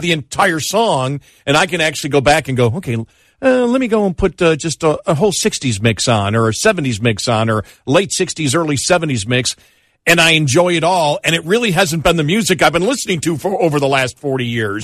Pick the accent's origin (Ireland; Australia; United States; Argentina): United States; Buffalo, New York; Where I grew up in Buffalo